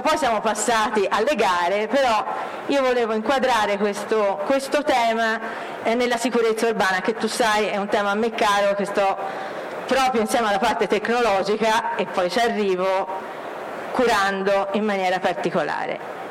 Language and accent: Italian; Florence, Tuscany, Italy; Io sono di Firenze, si sente